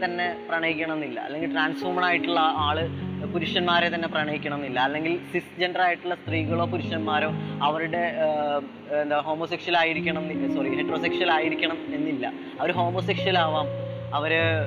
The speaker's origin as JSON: {"language": "Malayalam", "town": "Thrissur", "region": "Kerala", "country": "India", "tie": "born or raised there", "also_born_or_lived": "Malappuram", "said": "എന്റെ നാട് തൃശ്ശൂരാണ് ഞാൻ ജനിച്ചതും വളർന്നതൊക്കെ തൃശ്ശൂരാണ്"}